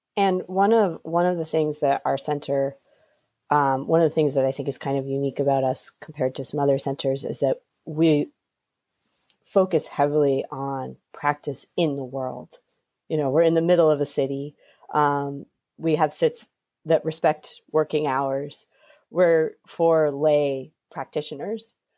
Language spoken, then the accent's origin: English; New England, United States; because I'm from New England